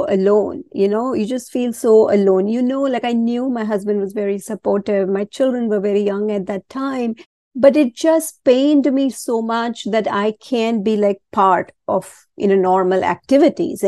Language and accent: English; India; moved away; I was born and raised a Hindu. I was born in India and always raised a Hindu